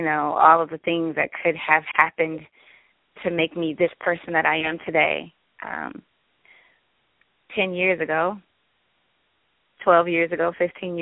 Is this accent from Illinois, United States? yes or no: no; Detroit, Michigan, United States; now in San Diego, United States; I was born and raised in Detroit